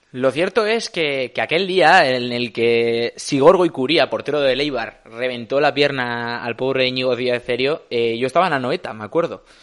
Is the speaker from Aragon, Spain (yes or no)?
no; Escoriaza, Basque Country, Spain; mi pueblo natal, de Escoriaza